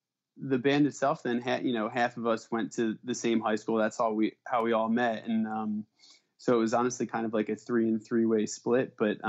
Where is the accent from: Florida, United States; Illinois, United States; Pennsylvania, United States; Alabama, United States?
Pennsylvania, United States; No, all of us are born in the Philly area. And I grew up, like Philly suburbs in the Northeast. Montgomery County.